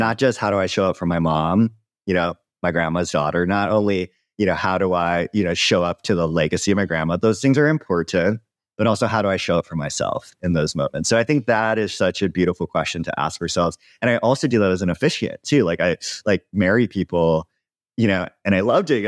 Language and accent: English; Hawaii, United States; moved away; also born or lived in Joshua Tree; I grew up in Hawaii